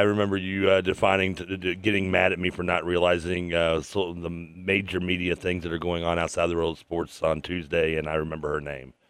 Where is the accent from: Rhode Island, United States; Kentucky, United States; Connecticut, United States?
Kentucky, United States; I'm from Kentucky